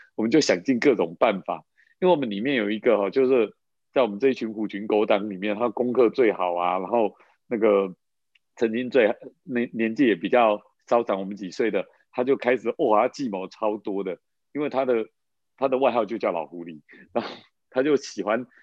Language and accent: Chinese; Taiwan; 我们那时候在那个眷村长大的